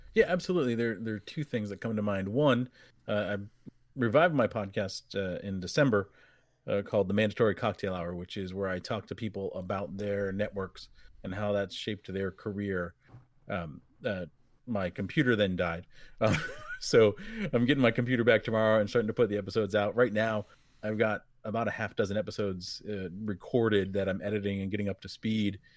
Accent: New England, United States; I grew up in New England

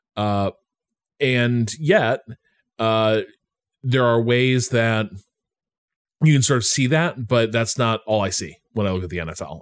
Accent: United States; moved away; I'm probably never going to live in Chicago again, never going to live near Chicago again

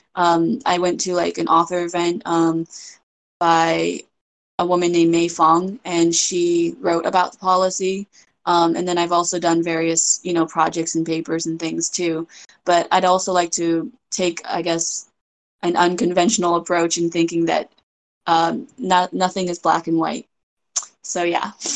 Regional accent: United States; also born or lived in China; my experience being raised in America

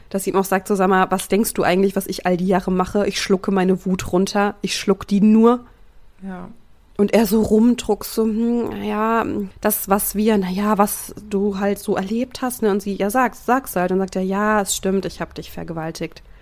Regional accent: Thuringia, Germany; wir kommen aus Thüringen ja.

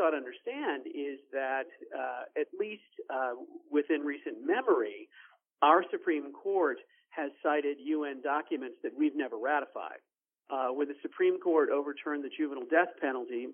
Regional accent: United States; we as American pro-lifers

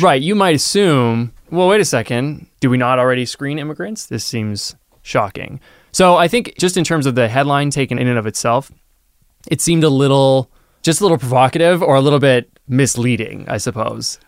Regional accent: Canada; as a Canadian

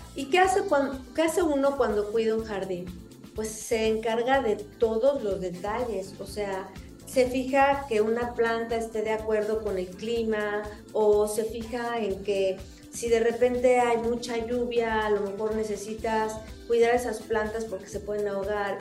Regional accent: Mexico; soy mexicana, tengo 54 años

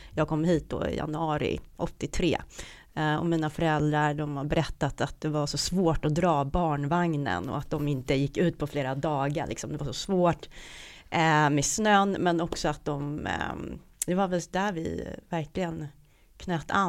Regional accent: Stockholm, Stockholm County, Sweden; Ja, det var, det var i Stockholm på Söder. Mm. Uh, och uh, ja, så jag är en sån här söderböna. Uh, och jag bor, jag bor på Söder nu också.

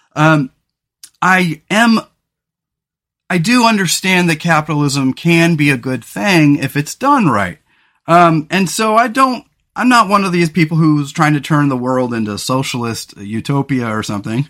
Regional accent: San Luis Obispo County, Central Coast of California, United States; the central coast of California where we grew up in the San Luis Obispo County area

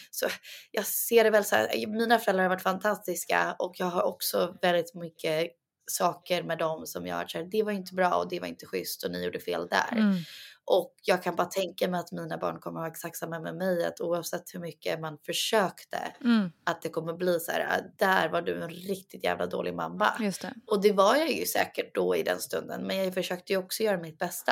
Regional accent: Sweden; jag och Douglas pratar ju egentligen svenska med varandra för vi mm. båda är svenskar

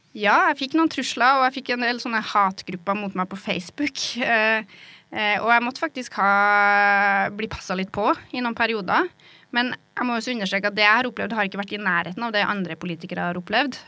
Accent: Norway; accent: rural dialect (bygda); moved away as an adult; also born or lived in Oslo; det å snakke en litt sånn dialekt som åpenbart er fra bygda

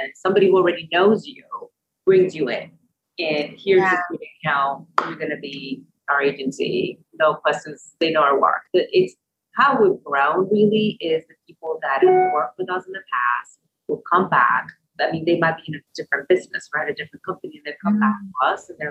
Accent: Puerto Rico; now in Louisville, United States; Louisville is my home. I am from Puerto Rico.

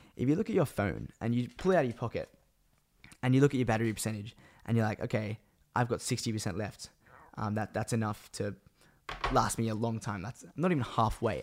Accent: Australia; also born or lived in Sydney, Australia; I am from Australia

